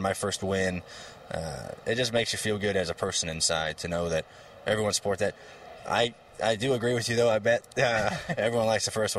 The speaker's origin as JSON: {"language": "English", "region": "Ohio", "country": "United States", "tie": "born or raised there", "said": "my hometown in Ohio, where my dad grew up"}